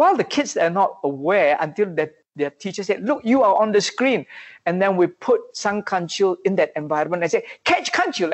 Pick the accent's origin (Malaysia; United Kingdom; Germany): Malaysia; we are all Malaysians.